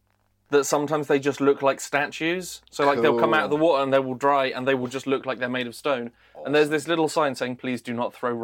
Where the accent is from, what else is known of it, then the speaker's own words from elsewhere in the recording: United Kingdom; as British people